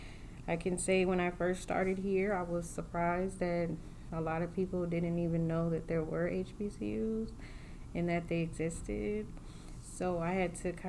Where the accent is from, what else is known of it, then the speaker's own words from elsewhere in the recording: California, United States; also born or lived in New Orleans, Louisiana; now in Midwest, United States; I grew up in California by way of New Orleans